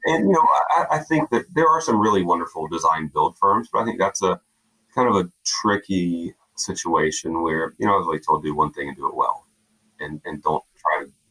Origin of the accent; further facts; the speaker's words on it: South Georgia, United States; I grew up in a small South Georgia town